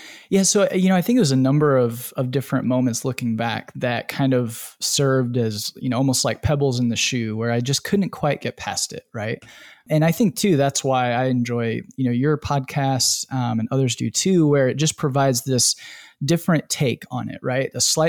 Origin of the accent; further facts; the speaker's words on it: Indiana, United States; But then also personally, I grew up in Northern Indiana, really religious area, really religious town and community.